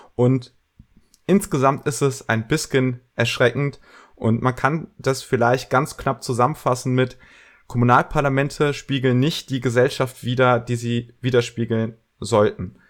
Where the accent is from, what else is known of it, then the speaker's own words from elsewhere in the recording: Bergisches Land, North Rhine-Westphalia, Germany; ich komme auch aus dem Bergischen wie Tink